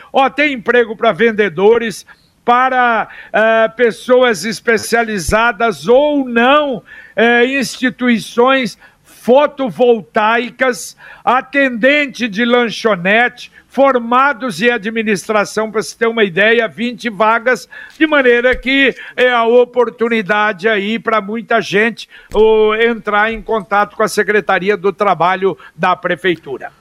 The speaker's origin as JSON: {"language": "Portuguese", "region": "Minas Gerais", "country": "Brazil", "said": "Eu, como mineiro"}